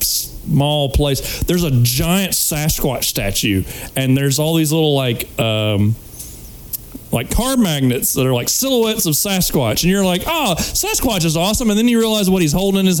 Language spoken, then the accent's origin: English; Alabama, United States; moved away; went back up to my hometown